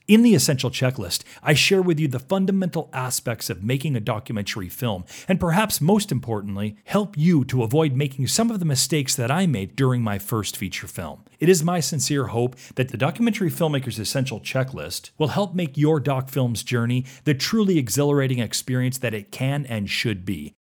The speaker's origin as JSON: {"language": "English", "region": "Western New York State", "country": "United States", "tie": "born or raised there", "also_born_or_lived": "US West Coast / overseas / outside Rochester, New York", "moved": "as an adult", "said": "I'd actually grown up in Western New York State"}